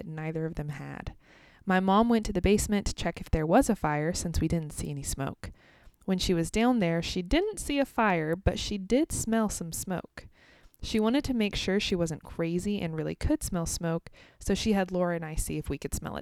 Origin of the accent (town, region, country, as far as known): United States; also born or lived in Kansas